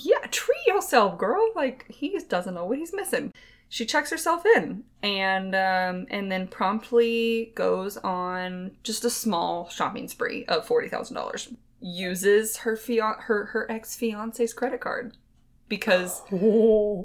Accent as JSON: {"language": "English", "region": "Texas", "country": "United States", "said": "we hail from Texas"}